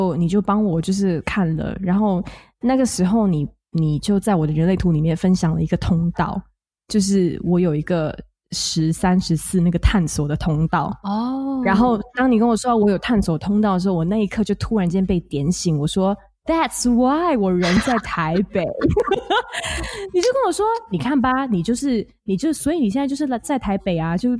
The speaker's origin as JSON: {"language": "Chinese", "country": "Singapore", "said": "我来自新加坡。"}